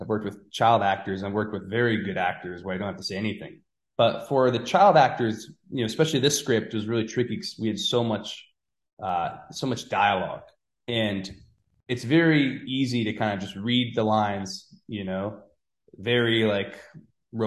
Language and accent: English; Norwalk, Connecticut, United States; also born or lived in New York; when I was a kid, when I was growing up in Norwalk